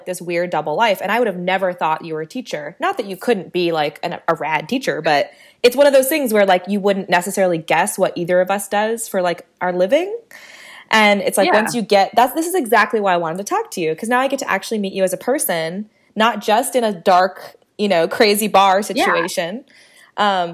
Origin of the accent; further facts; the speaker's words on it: California, United States; I'm from California